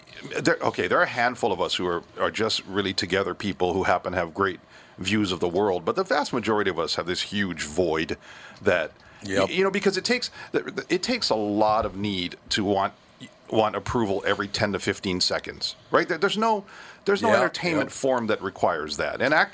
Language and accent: English; Hawaii, United States; it's fun as a Hawaiian because you get to step outside and see dead relatives.